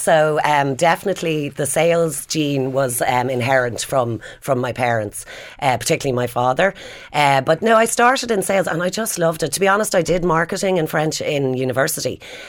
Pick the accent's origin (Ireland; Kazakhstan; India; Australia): Ireland; Dublin, Leinster; I'm from Dublin. Yeah. So I grew up in Blackrock, went to Muckers Park in Donnybrook. And grew up in a very normal Dublin family.